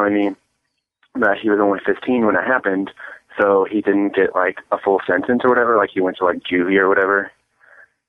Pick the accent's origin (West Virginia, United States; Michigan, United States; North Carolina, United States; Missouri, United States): Missouri, United States; St. Louis; we're from St. Louis